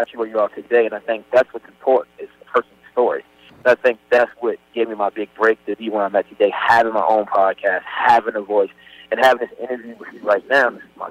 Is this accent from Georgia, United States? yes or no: no; Baltimore, Maryland, United States; honestly, I was afraid to show the world I was from Baltimore.